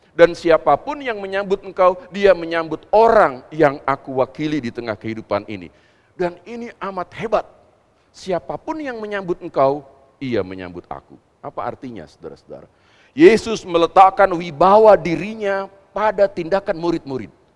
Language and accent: Indonesian; West Java, Indonesia; kita kan orang Jawa Barat